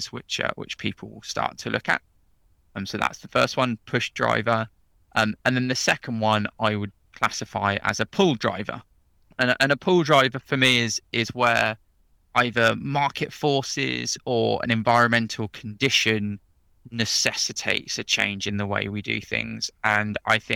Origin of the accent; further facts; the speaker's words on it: Oxford, South East England, United Kingdom; moved away as an adult; now in London, United Kingdom; was born and bred in Oxford, grew up in Oxford, and I'm now living in the heady heights of London